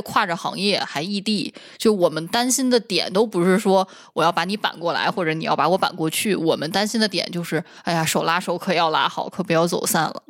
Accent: Northeast China, China; 我一个土生土长东北人，我不知道吗？

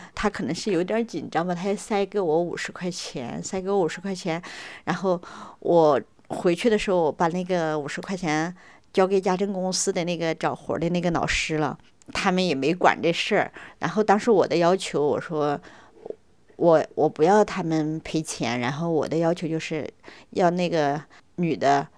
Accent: Sichuan, China; moved away as an adult; now in Beijing, China; 我是来自四川省

